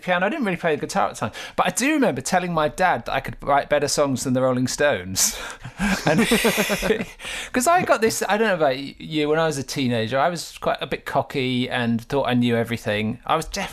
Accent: Gorleston-on-Sea, East of England, United Kingdom; I grew up in Galston on Sea, which is just next to Great Yarmouth in Norfolk

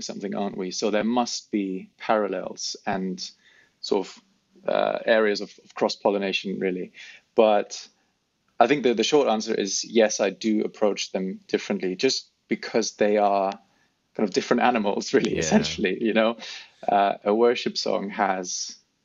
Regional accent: Germany; moved away as an adult; also born or lived in South Africa / London; now in United Kingdom; I grew up in Germany

